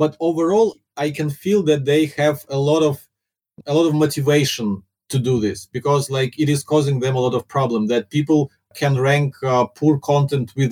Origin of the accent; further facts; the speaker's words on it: Ukraine; first language Russian; English is a second language; moved away as an adult; now in Singapore; my first language is Russian